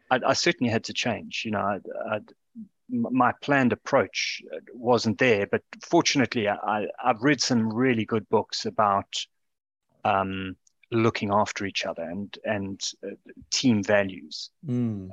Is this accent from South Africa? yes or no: yes; South Africa; now in United Kingdom; as a South African living in this country